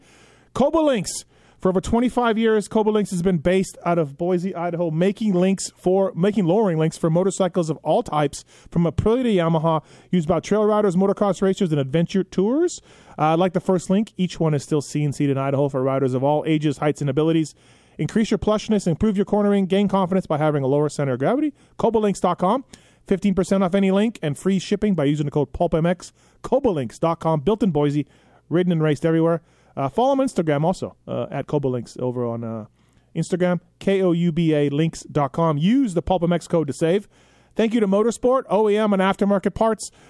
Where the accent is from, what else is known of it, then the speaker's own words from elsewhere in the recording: Canada; I'm Canadian.